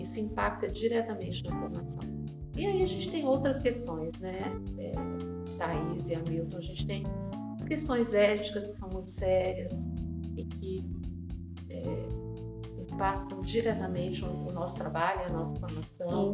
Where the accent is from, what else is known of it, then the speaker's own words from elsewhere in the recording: Brazil; eu sou brasileira